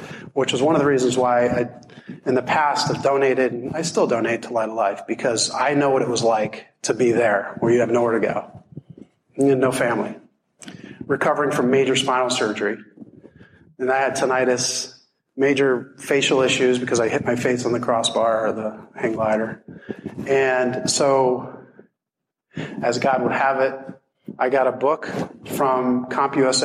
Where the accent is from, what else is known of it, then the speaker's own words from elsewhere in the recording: Hershey, Pennsylvania, United States; moved away as an adult; also born or lived in Deep Creek, Maryland; I was actually from Hershey, and I moved out here because I was chasing a girl